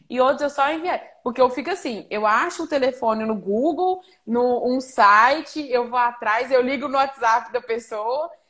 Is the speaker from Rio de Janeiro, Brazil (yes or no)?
no; Patos de Minas, Minas Gerais, Brazil; also born or lived in Araxá, Minas Gerais / Boituva, São Paulo; now in Goiânia, Brazil; eu nasci em Patos de Minas, Minas Gerais. É, e aí eu, eu morei em Araxá e agora eu moro em Goiânia.